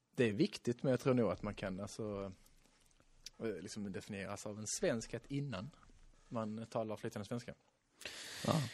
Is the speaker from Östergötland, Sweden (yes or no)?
no; Skåne, Sweden; jag definierar mig först som skåningen, jag är alltså en svensk